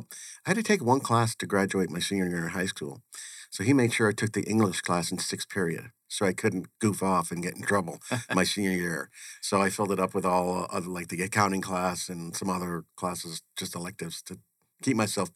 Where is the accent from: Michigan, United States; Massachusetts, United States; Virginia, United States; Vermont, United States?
Massachusetts, United States; Waltham; moved away as an adult; also born or lived in Connecticut; I actually grew up on the East Coast. I was born in Connecticut and spent my whole youth and went to school near Boston in Waltham, Massachusetts.